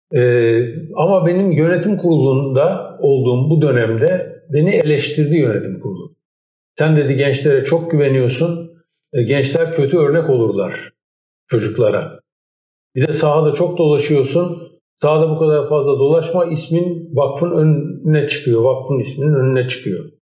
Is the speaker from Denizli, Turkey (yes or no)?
no; Istanbul, Turkey; Benim çocukluğum e, Erenköy'de bir ilkokulda hmm. geçti.